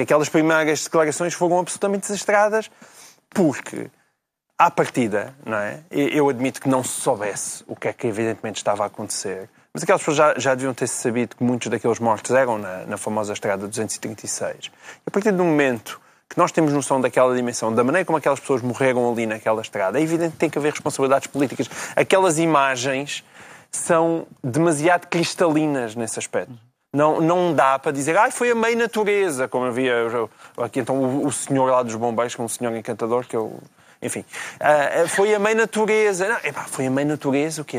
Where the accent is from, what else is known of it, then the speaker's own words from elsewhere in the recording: interior Portugal, Portugal; moved away; o Portugal do interior, é, é o Portugal de onde eu venho.